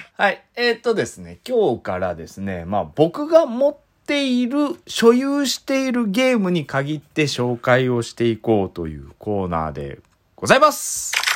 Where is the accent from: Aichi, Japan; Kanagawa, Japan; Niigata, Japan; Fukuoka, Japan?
Fukuoka, Japan; Iizuka; 僕が飯塚で育った